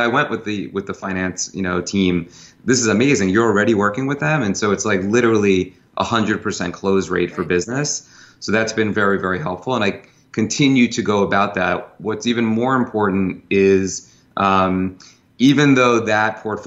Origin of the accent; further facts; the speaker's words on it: New York, United States; I'm a New Yorker, I've been in sales my whole life